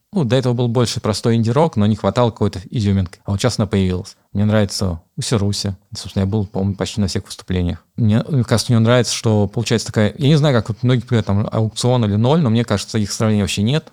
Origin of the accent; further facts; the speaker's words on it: Kazan, Tatarstan, Russia; хоть я здесь не родился, но это, в принципе, мой родной город. Я здесь вырос, провел почти большую часть своей жизни.